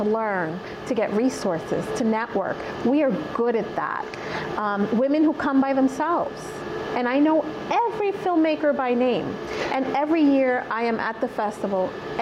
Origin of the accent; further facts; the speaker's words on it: New York City, New York, United States; I grew up in Bay Ridge, Brooklyn, predominantly white neighborhood